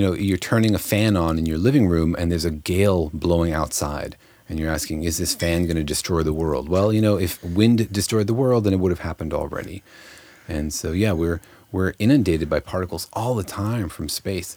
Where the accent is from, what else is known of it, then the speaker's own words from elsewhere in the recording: Los Alamos, New Mexico, United States; moved away; I grew up in Los Alamos, New Mexico, home of the atomic bomb